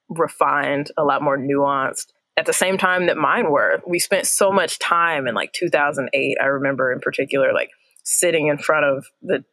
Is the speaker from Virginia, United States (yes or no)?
no; Indiana, United States; growing up in Indiana